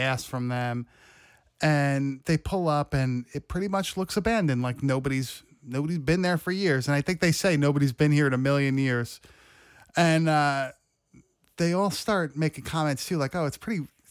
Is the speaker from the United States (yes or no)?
yes; South Shore of Long Island, New York, United States; I'm straight from the South Shore of fucking Long Island